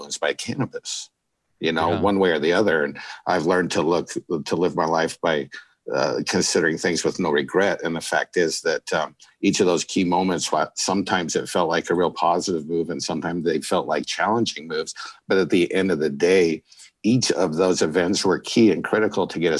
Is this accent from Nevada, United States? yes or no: no; southern Alaska, United States; moved away; also born or lived in Bakersfield, California; I grew up in Alaska in a small town in southern Alaska.